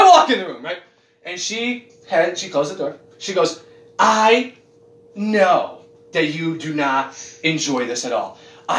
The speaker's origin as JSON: {"language": "English", "country": "United States", "said": "I'm American. That's what I am. I'm fucking American."}